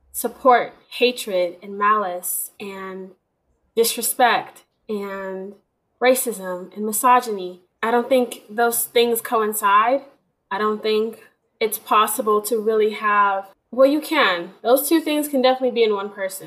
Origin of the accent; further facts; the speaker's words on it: Houston, Texas, United States; I'm from Texas